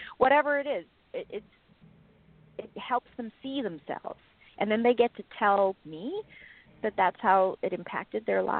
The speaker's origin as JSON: {"language": "English", "country": "South Africa", "tie": "born or raised there", "said": "but growing up in South Africa, I never thought for a second that that's actually what I would get to do with my life."}